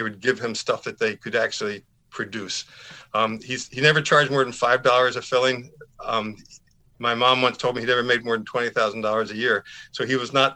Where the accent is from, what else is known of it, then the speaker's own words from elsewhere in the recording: West Chester, Pennsylvania, United States; I grew up in outside of Philadelphia in a little town called Westchester, Pennsylvania